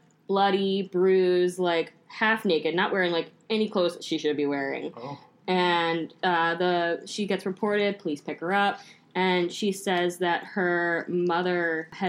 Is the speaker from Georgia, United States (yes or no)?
no; Lusby, Maryland, United States; moved away as an adult; also born or lived in Baltimore, Maryland; I chose my other one, where I went to high school